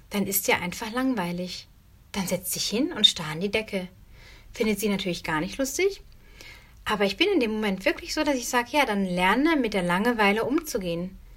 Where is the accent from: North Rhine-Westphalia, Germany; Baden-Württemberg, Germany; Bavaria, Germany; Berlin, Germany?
North Rhine-Westphalia, Germany; Also wenn ich früher an, an meine Kindheit denke, ich bin auf dem Dorf aufgewachsen, ähm, in Nordrhein-Westfalen, habe auf dem Land gelebt.